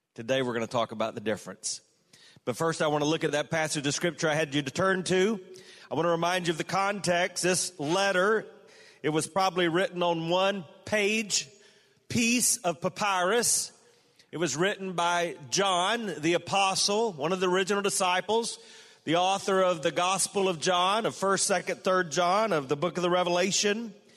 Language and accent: English; South Carolina, United States; my home state